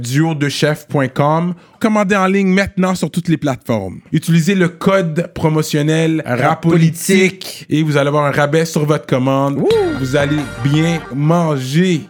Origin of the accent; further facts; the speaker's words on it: Montreal, Quebec, Canada; Je suis Monsieur de Montréal